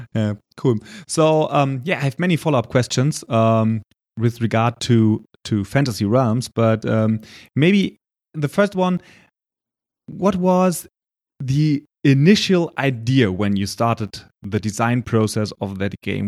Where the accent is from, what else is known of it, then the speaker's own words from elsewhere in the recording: Germany; accent: German; English is a second language; my poor English skills and my German accent